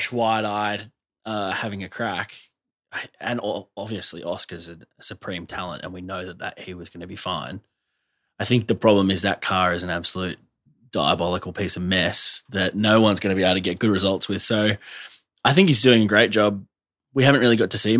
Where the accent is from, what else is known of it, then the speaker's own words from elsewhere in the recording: Australia; as an Australian fan